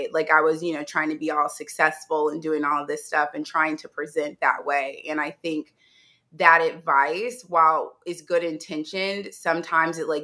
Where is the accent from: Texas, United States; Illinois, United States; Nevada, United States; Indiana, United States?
Indiana, United States; Indianapolis; also born or lived in New York; now in Los Angeles, United States; my hometown is Indianapolis, Indiana, and I currently live in Los Angeles, California